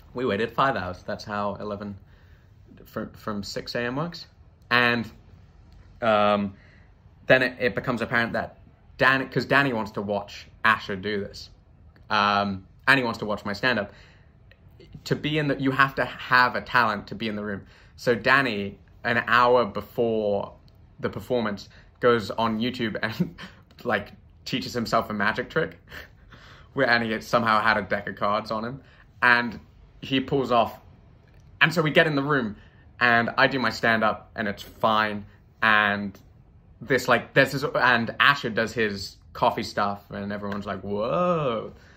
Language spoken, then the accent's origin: English; United Kingdom; now in United States; as a Brit